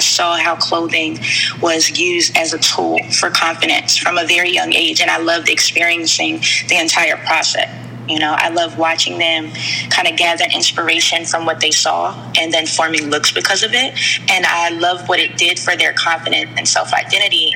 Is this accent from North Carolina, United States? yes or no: yes; North Carolina, United States; also born or lived in Mount Holly, New Jersey / Southern New Jersey; I was born in a small city called Mount Holly, New Jersey, and moved down south to another small city in North Carolina as a child, where I was raised by my grandparents